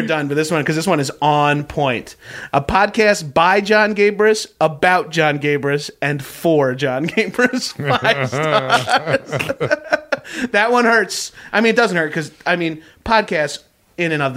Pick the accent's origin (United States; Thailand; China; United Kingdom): United States; Northeast; accent: Northeastern American; I am from the Northeast, but I don't claim, like, I'm a Northeasterner